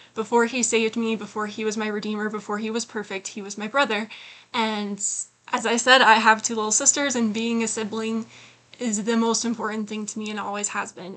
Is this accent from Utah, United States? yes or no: yes; Utah, United States; I was born in Utah County